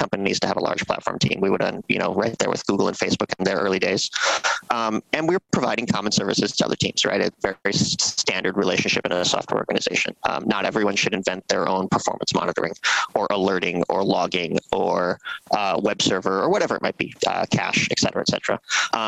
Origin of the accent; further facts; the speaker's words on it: American Midwest, United States; moved away as an adult; also born or lived in Seattle; I was growing up in the American Midwest, kind of a sleepy suburb, a great place to grow up